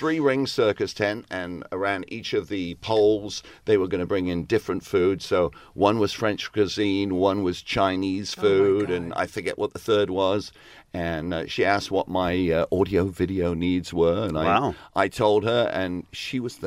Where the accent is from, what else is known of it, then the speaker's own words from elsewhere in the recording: England, United Kingdom; moved away; are you from England? And I said, yes